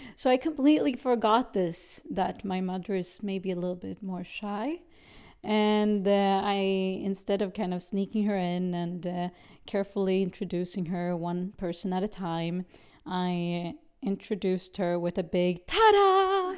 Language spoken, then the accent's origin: English; Sweden; also born or lived in Brazil; I grew up in Sweden, uh, whilst I was born in Brazil.